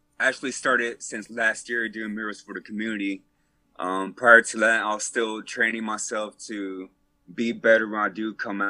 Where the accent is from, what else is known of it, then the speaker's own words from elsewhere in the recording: Fort Worth, Texas, United States; I would say Southside for sure.